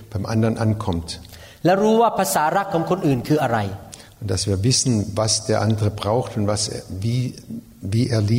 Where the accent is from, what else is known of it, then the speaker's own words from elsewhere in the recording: Thailand; German is a second language; Und ich bin Thailänder und bin im thailändischen Umwelt groß geworden und da ist, da, da ist es nicht normal, dass man sagt, ich liebe dich.